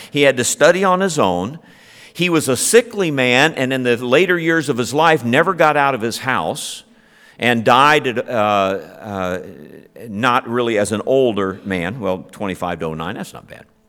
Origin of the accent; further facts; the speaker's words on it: Ohio, United States; I'm a Buckeye